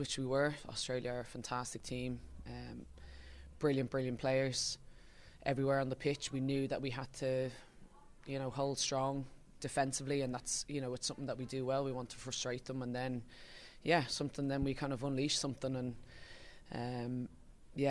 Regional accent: Ireland; it's being Irish

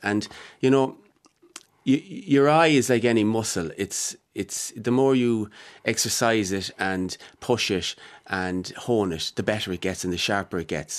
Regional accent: Mullingar, Westmeath, Ireland; born or raised there

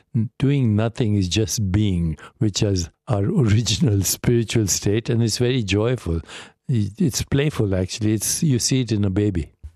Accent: India; moved away; I grew up in India

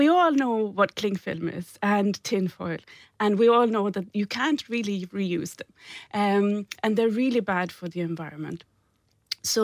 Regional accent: Sweden; moved away as an adult; I came from Sweden about 20 years ago with a suitcase and a sewing machine, and I set up a business making wedding dresses

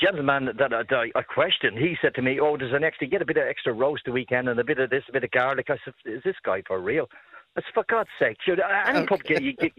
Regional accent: California, United States; now in Ireland; I'm a Californian, but I'm in Dartry, sprucing up a house here.

